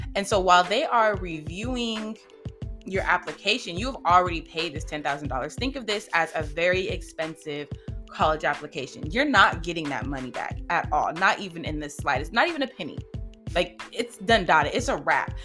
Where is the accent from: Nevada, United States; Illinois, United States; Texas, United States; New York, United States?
Nevada, United States; Las Vegas; now in Georgia, United States; I'm in Georgia, but I'm born and raised in Las Vegas, Nevada